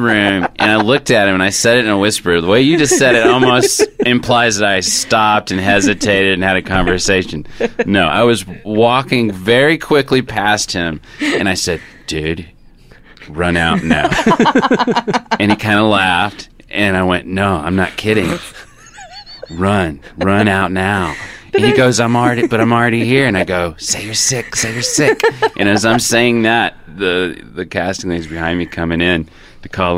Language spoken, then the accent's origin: English; United States; I'm an American